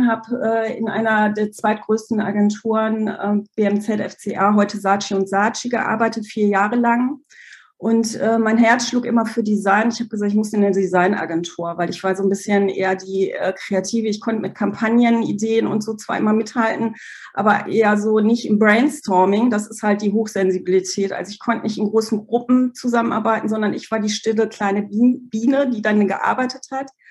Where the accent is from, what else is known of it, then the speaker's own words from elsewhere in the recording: Germany; also born or lived in Poland; Ich komme aus Polen, mit zwei Jahren nach Deutschland gekommen und ich komme eigentlich aus einer klassischen Arbeiterfamilie.